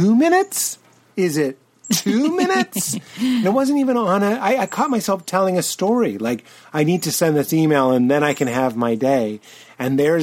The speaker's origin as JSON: {"language": "English", "town": "Boston", "region": "Massachusetts", "country": "United States", "said": "I'm from Boston and it was the 90s"}